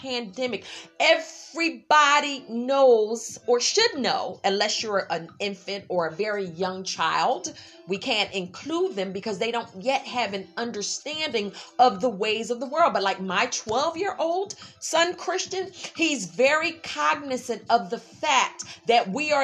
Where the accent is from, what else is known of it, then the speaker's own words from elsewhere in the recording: Philadelphia, Pennsylvania, United States; I'm from Philadelphia. We freestyle, you know, freestyle rappers.